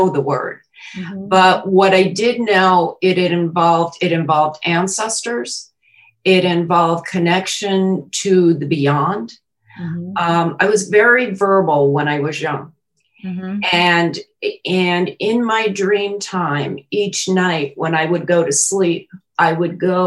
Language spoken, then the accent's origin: English; New York City, New York, United States; now in Kentucky, United States; I was born in Queens, New York